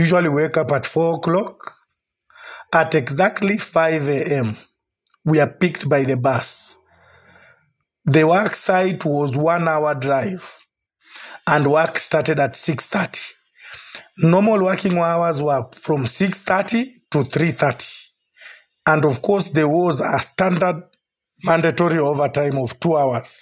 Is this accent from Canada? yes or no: no; Kenya; also born or lived in Qatar; I'm a Kenyan